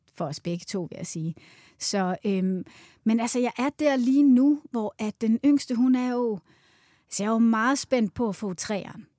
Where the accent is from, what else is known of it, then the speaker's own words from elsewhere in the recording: Svendborg, Southern Denmark, Denmark; also born or lived in United States; now in Copenhagen, Denmark; Jeg stammer oprindeligt fra Svendborg, faktisk, mm. øhm, men har boet i København i, i størstedelen af mit liv